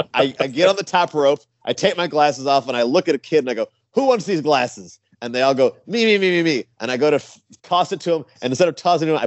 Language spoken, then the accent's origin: English; Clearwater Beach, Florida, United States; I'm from Clearwater Beach, Florida, and I wear, you know, beach related tights and colors